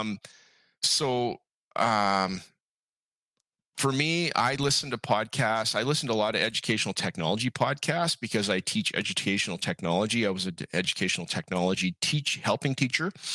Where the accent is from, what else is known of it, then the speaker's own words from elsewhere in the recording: Calgary, Alberta, Canada; moved away as an adult; now in Abbotsford, Canada; I grew up in Calgary, Alberta